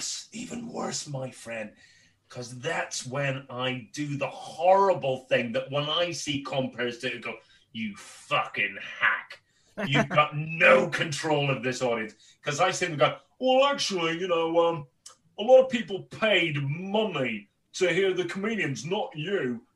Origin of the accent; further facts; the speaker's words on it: Northern Ireland, United Kingdom; I'm born and raised in Northern Ireland and my accent has changed over the years